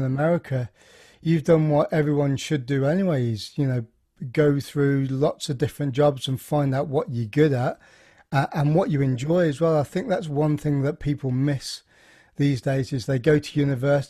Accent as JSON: {"language": "English", "region": "Midlands", "country": "United Kingdom", "said": "I'm from the Midlands in England"}